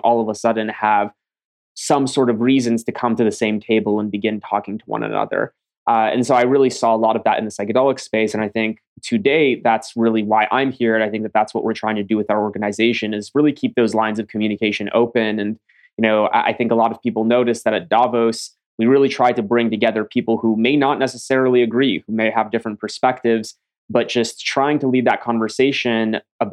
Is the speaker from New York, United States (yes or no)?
yes; upstate New York, United States; also born or lived in Ukraine; I came as a refugee from the Ukraine and grew up in a refugee community in upstate New York